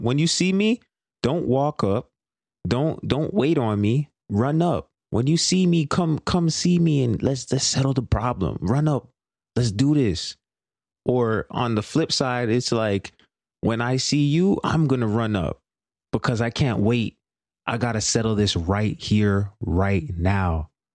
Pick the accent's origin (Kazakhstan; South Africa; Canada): Canada; Brampton, Ontario; I grew up in, in my hometown, Brampton